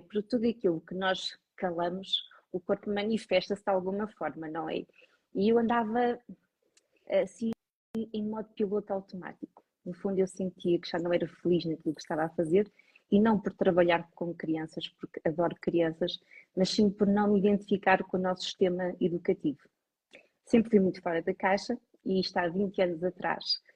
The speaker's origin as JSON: {"language": "Portuguese", "region": "Lisbon", "country": "Portugal", "tie": "born or raised there", "also_born_or_lived": "Douro (family)", "moved": "as an adult", "lives_now": "northern Portugal", "said": "eu sou natural de Lisboa, estou aqui na região ah, há 5 anos."}